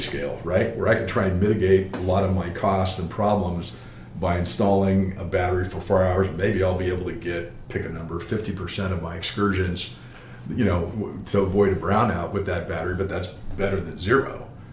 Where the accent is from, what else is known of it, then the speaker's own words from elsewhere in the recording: California, United States; I grew up in California